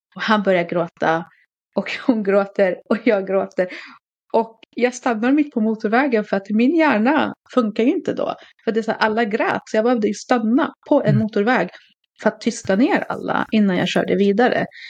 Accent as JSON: {"language": "Swedish", "town": "Katrineholm", "region": "Södermanland", "country": "Sweden", "tie": "born or raised there", "said": "jag är uppvuxen i Katrineholm, en ganska liten stad."}